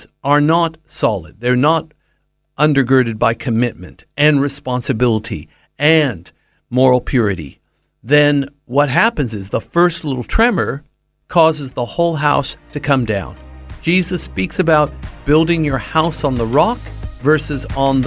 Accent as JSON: {"language": "English", "region": "Southern California", "country": "United States", "tie": "born or raised there", "said": "Having been born and raised in Southern California"}